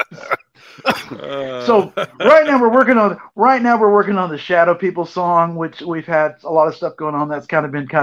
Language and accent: English; Tennessee, United States; my best friend that I grew up in Tennessee with is a guy named Pete